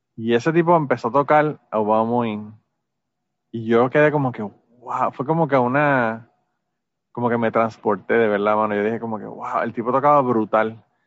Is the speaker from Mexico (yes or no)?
no; Puerto Rico; nosotros a veces somos boricuas